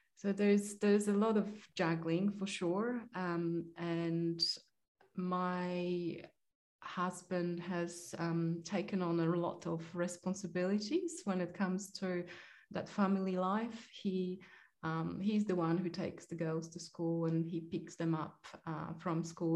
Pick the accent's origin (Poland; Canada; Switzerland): Poland; moved away; I am Polish. I was born in Poland and raised in Poland